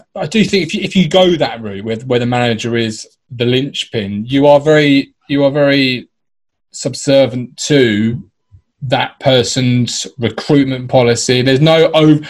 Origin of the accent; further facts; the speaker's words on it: Ipswich, East of England, United Kingdom; I grew up in Ipswich